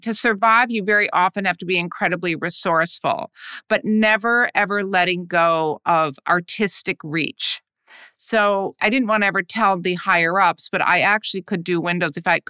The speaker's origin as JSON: {"language": "English", "region": "Midwest", "country": "United States", "lives_now": "New York City, United States", "said": "And I came from the Midwest and I had always been a fine arts person. And I gravitated, like many people in the arts do, to New York City."}